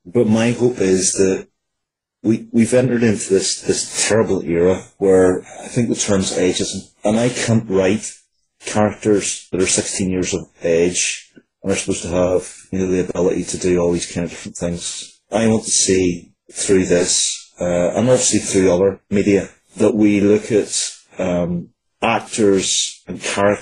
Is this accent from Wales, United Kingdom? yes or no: no; Northern Ireland, United Kingdom; growing up in Northern Ireland, where violence was just a part of life